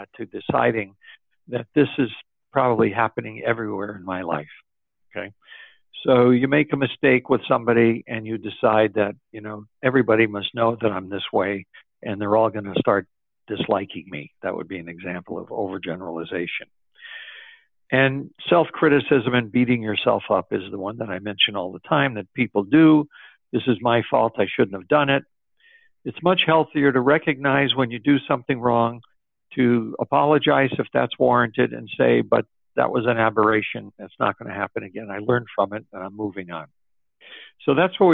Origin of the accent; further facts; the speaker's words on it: Springfield, Massachusetts, United States; my hometown, the same place that basketball was invented, Springfield, Massachusetts.